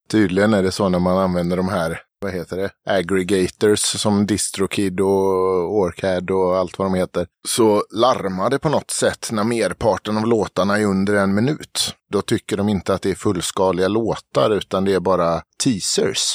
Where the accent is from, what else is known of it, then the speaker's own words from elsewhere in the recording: Falkenberg, Halland County, Sweden; moved away; Jag kommer nerifrån Falkenberg, där jag är uppvuxen